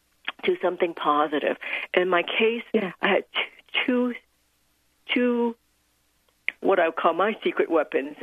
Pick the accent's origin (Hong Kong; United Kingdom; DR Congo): Hong Kong; I was born in Hong Kong as the second daughter in a very traditional Chinese family